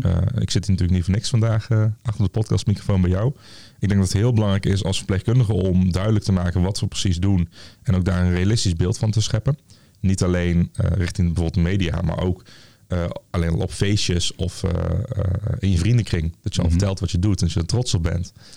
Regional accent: Tilburg, North Brabant, Netherlands; ik kom zelf uit Tilburg, en, of uit Goorlen onder Tilburg

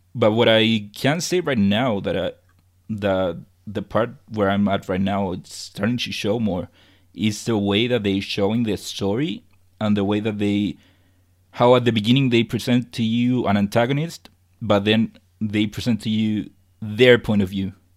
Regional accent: Chile; I'm from Chile

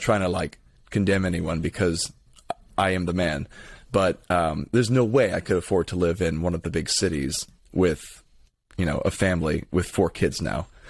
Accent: Lithia, Florida, United States; I'm from, uh, Lithia, Florida.

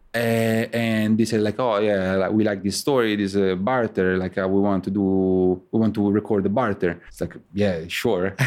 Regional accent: Rome, Lazio, Italy; moved away as an adult; now in New York City, United States; I'm from Rome, and I came here in the U S in two thousand eight, uh, to go to college.

